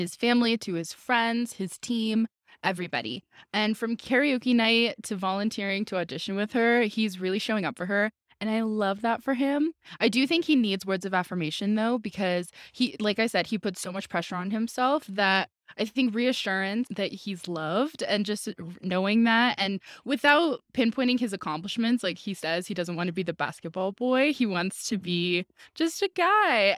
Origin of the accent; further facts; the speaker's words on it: Albuquerque, New Mexico, United States; I'm from Albuquerque.